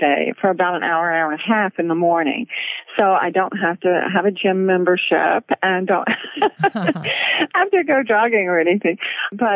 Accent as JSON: {"language": "English", "region": "Gulf Coast", "country": "United States", "tie": "born or raised there", "moved": "yes", "lives_now": "Floyd, Virginia, United States", "said": "I grew up on the Gulf Coast, so it was a difficult climate, but my dad had been from the Gulf Coast, from Mississippi, so he knew what"}